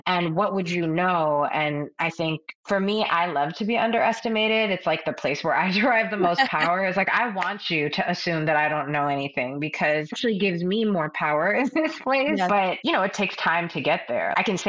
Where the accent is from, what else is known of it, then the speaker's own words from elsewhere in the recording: Pakistan; I think as a Pakistani woman, as a Muslim woman